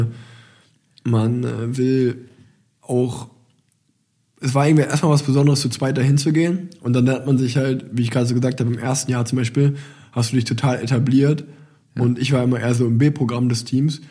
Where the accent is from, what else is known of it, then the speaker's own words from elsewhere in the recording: Germany; als Deutscher